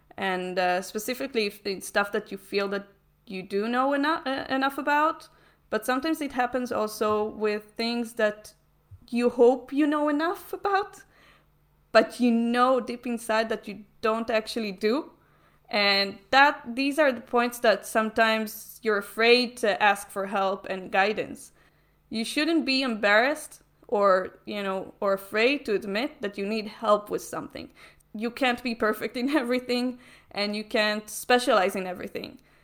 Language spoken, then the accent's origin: English; Israel; I'm from Israel.